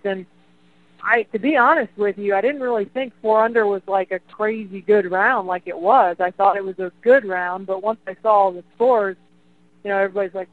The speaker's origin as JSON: {"language": "English", "country": "United States", "said": "As an American golfer growing up"}